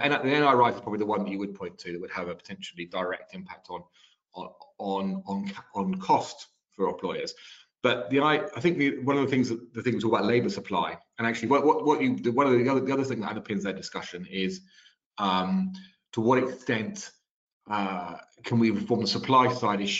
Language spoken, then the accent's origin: English; France; now in United Kingdom; I grew up in France